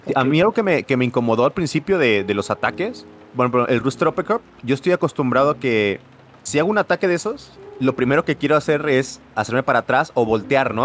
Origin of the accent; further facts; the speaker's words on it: Mexico; a pesar de que somos de México los dos